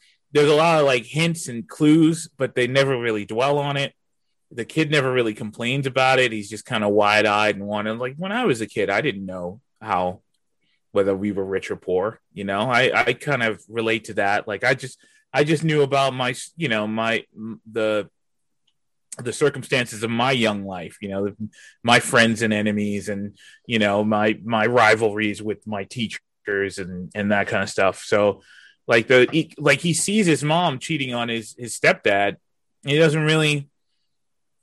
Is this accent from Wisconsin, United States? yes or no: no; New York, United States; I'm from New York.